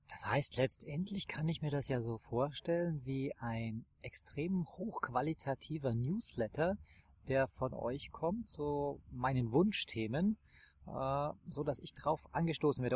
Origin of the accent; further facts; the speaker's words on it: Tyrol, Austria; aus meinem Heimatland